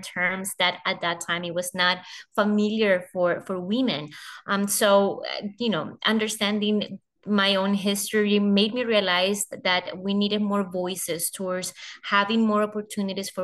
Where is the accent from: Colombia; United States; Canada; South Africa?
Colombia; my home country. So I joined the global organization as the country director for Colombia